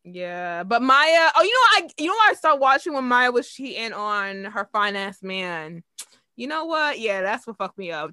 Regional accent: United States; as an American

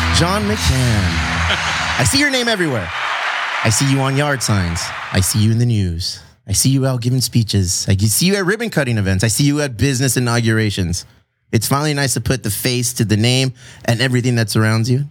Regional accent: Chula Vista, California, United States; Chula Vista, my hometown, my city that I love

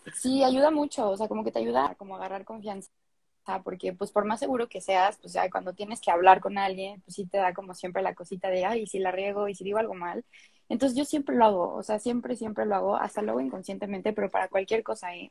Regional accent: Mexico City, Mexico; also born or lived in France; soy de la Ciudad de México, siempre he vivido aquí, menos un año por ahí que me escapé

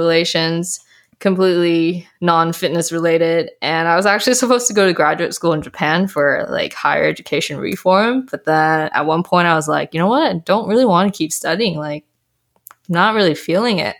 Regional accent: British Columbia, Canada; also born or lived in Malaysia / Taiwan; I was born in Malaysia. Um, I was bred very briefly in Taiwan, but for most of my adulthood and, I guess, adolescent, I was raised in Canada

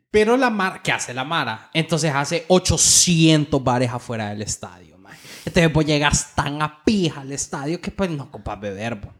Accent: Honduras; como hondureño

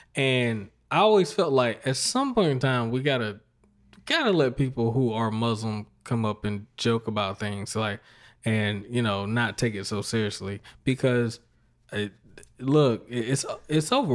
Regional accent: Fayetteville, North Carolina, United States; I grew up around Fayetteville, North Carolina, Fort Bragg Base.

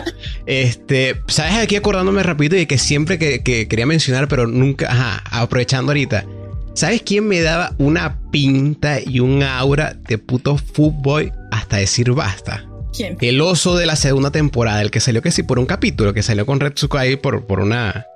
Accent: Venezuela; soy venezolano

